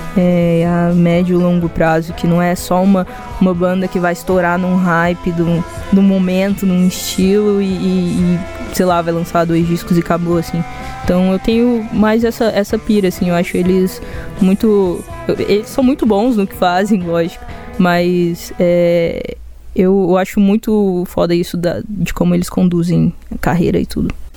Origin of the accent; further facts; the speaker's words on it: Goiânia, Goiás, Brazil; que eu sou daqui. Saca? E eu sou muito daqui, olha meu sotaque